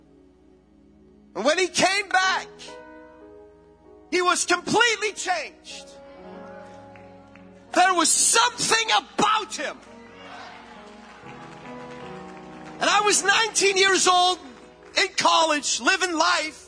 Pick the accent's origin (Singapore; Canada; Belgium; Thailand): Belgium; moved away; I'm born and raised in Belgium